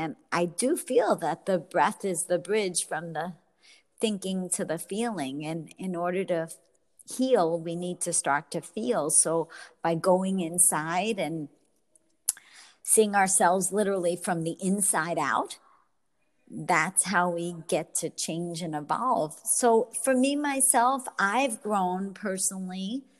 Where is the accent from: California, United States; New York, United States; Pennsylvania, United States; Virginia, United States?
New York, United States; Brooklyn; accent: Brooklyn; now in Florida, United States; I think I lost my Brooklyn accent, Monica. I don't even have it anymore.